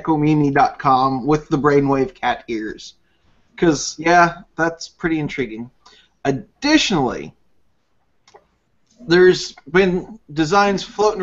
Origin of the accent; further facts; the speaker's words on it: United States; I am American and I cannot speak English properly.